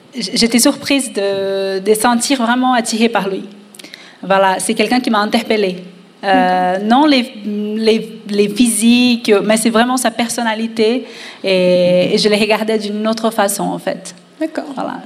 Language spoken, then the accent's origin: French; Brazil; je suis d'origine latina, euh, je suis brésilienne